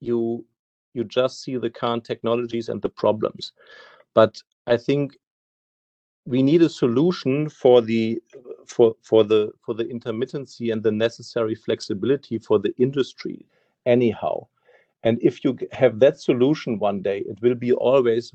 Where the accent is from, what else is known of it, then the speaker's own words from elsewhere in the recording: Germany; my home country, Germany